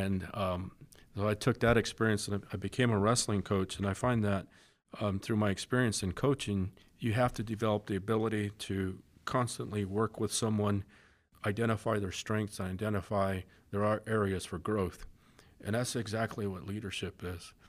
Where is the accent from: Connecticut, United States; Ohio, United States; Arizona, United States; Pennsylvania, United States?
Arizona, United States; Coolidge; I grew up in Coolidge, Arizona.